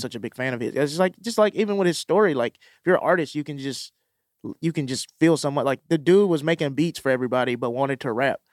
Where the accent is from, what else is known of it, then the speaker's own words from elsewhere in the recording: Mississippi, United States; moved away; I'm from Mississippi